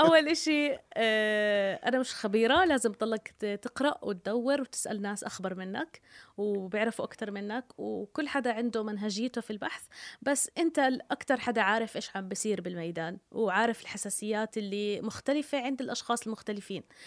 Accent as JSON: {"language": "Arabic", "country": "Jordan", "said": "انا مواطنه اردنيه"}